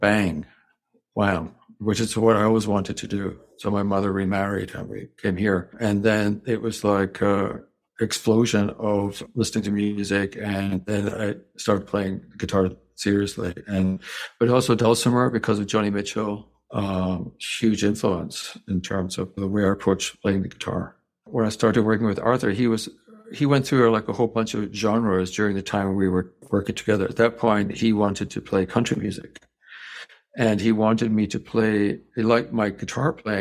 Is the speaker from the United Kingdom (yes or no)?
yes; Scotland, United Kingdom; moved away; also born or lived in New York / Thailand / Hong Kong; I grew up in Scotland